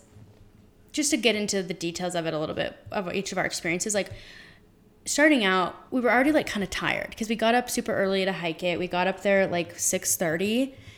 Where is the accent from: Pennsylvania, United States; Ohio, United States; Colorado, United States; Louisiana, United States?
Colorado, United States; we're both from Colorado, born and raised